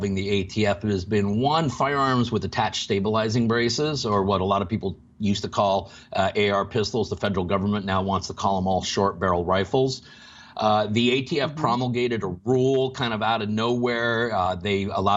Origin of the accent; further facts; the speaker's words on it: Washington, United States; My home state, Washington